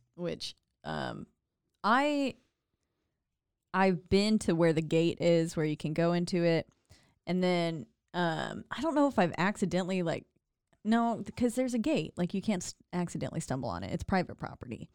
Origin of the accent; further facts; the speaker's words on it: Glendale Springs, North Carolina, United States; moved away; my hometown of Glendale Springs, North Carolina, like where I was born